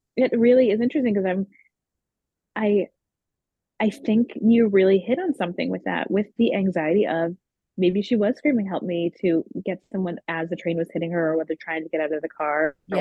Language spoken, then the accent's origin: English; Cape Cod, Massachusetts, United States; I grew up here on the Cape and um, my my whole family's here